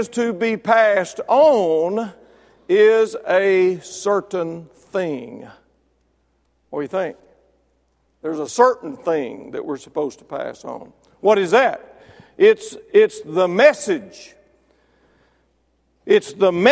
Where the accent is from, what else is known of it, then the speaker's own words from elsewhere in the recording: Mississippi, United States; I was born and raised in Mississippi